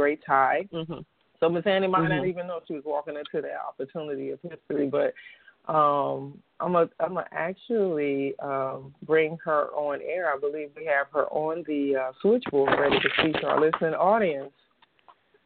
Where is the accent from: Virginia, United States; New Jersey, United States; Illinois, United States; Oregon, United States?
Illinois, United States; Chicago; my hometown of Chicago